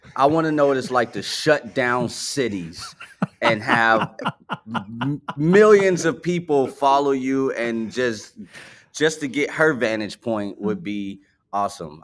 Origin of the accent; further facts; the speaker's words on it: Chicago, Illinois, United States; I actually grew up on the south side of Chicago.